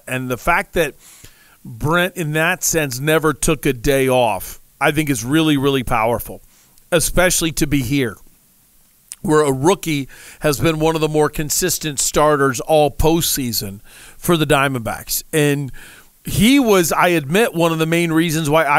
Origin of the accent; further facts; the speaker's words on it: United States; now in Arizona, United States; I'm from not too far from Louisville